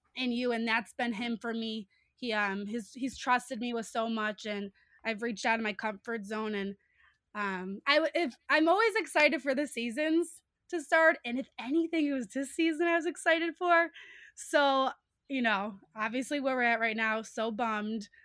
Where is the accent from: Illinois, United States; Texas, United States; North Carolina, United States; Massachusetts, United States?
Illinois, United States; Chicago; also born or lived in Iowa City, Iowa; I'm from Chicago. We have such a rich sports history